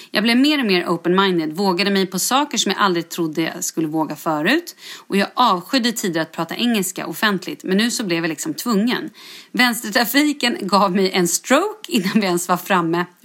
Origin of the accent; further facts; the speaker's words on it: Stockholm, Stockholm County, Sweden; now in Västerås, Sweden; Jag är född och uppvuxen i Stockholm men flyttade helt ensam till Västerås för att börja plugga.